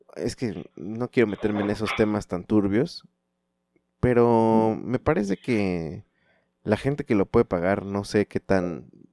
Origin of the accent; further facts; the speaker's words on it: Chalco, State of Mexico, Mexico; yo vengo de Chalco